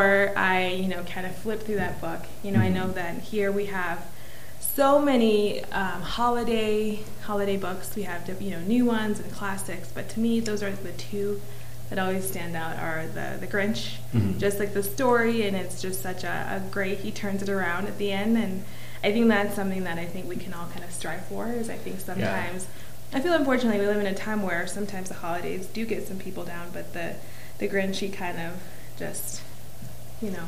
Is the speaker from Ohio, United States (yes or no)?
no; Basalt, Colorado, United States; We grew up here. And, we grew up in Basalt.